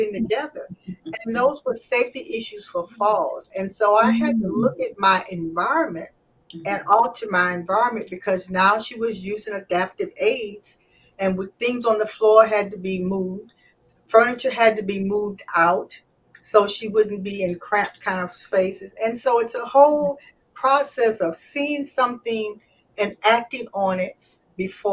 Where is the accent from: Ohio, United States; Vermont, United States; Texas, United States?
Ohio, United States; Toledo; I am from Toledo, Ohio. My mother had four girls.